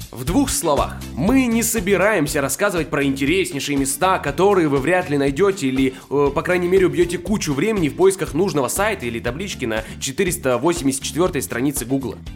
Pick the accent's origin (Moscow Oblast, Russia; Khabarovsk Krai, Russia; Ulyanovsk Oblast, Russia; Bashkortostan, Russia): Khabarovsk Krai, Russia; мне очень нравится Хабаровск, наш регион